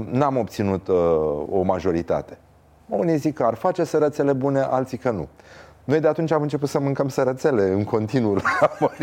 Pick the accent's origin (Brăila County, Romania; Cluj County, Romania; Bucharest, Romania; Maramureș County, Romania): Brăila County, Romania; Brăila; Uite știu ce față am și sunt și din Brăila.